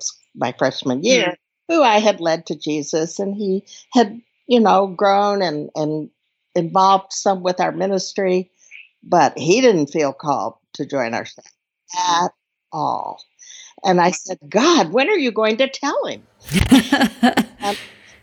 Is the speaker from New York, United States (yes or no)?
no; Dallas, Texas, United States; moved away as an adult; I grew up in a wonderful family in Dallas